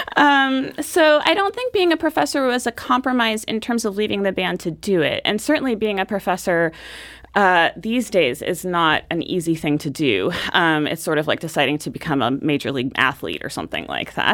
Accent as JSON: {"language": "English", "town": "Portland", "country": "United States", "tie": "born or raised there", "said": "growing up in Portland was wonderful."}